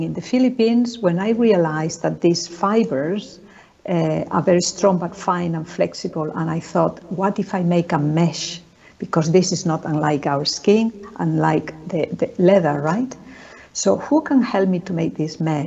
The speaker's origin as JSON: {"language": "English", "country": "Spain", "moved": "yes", "said": "I'm from Spain originally"}